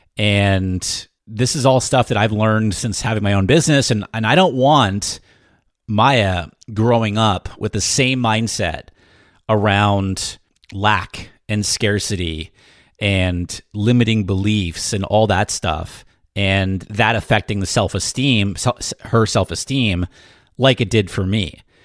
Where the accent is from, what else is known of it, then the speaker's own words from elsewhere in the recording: New Hampshire, United States; I grew up in New Hampshire and my dad, very blue collar family, okay? So very middle class in New Hampshire, small town in New Hampshire.